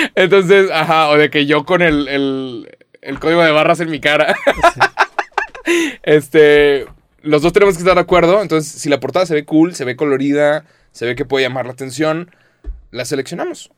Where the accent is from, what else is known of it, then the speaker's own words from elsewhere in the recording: Mexico; soy mexicano